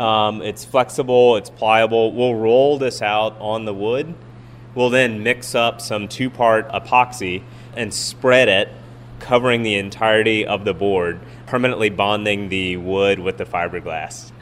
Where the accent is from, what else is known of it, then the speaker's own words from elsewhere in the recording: Houston, Texas, United States; now in Austin, United States; We grew up in Houston